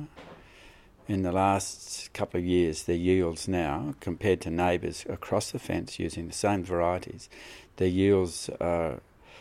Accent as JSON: {"language": "English", "region": "southern Australia", "country": "Australia", "said": "I'm obviously from Australia, southern Australia."}